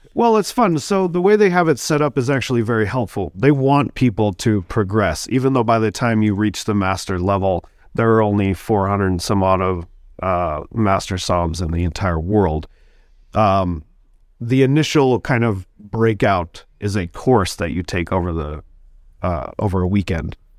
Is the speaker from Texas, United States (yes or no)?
no; Sacramento, California, United States; also born or lived in Bloomington, Indiana; now in Milwaukee, United States; I'm originally from California. I'll just say that real quick. Sacramento